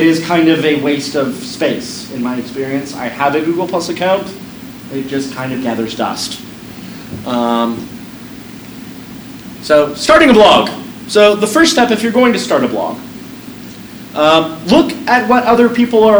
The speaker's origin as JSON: {"language": "English", "town": "Peoria", "region": "Arizona", "country": "United States", "tie": "born or raised there", "said": "when I was a angsty teenager growing up in Peoria"}